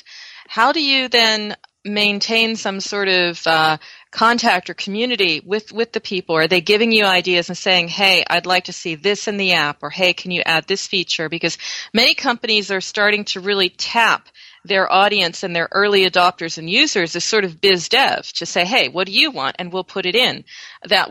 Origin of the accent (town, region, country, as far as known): United States; now in Europe